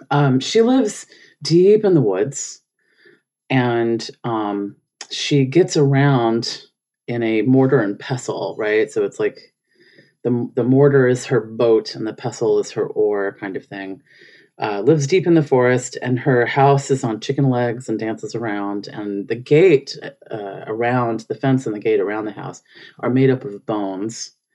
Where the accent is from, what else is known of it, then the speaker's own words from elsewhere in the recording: Memphis, Tennessee, United States; moved away; also born or lived in Phoenix, Arizona / Netherlands; I'm from Memphis, Tennessee